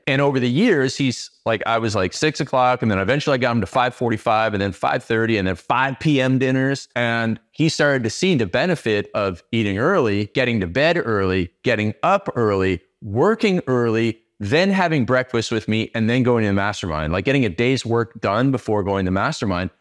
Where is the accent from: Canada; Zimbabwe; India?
Canada; I started out as Canadian cold